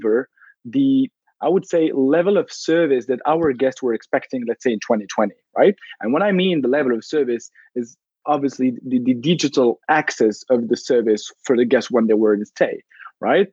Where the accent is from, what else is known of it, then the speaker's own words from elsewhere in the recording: Morocco; moved away; also born or lived in Paris; I'm originally from Morocco